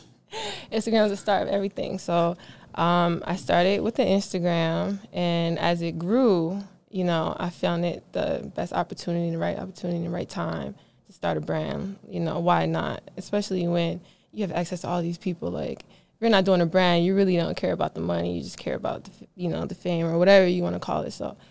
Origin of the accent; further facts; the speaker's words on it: Philadelphia, Pennsylvania, United States; now in Atlanta, United States; I'm from Philadelphia, PA. I moved to Atlanta shortly after I graduated from Penn State University.